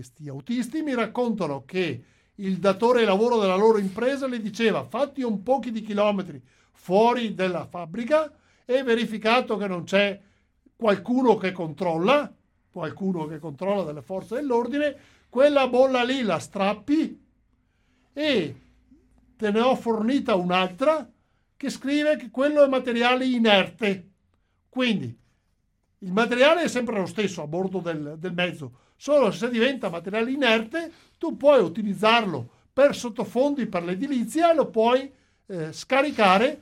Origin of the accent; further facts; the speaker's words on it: Veneto, Italy; io sono veneto, lo sono da generazioni, lo sono i miei, sia mio padre che mia madre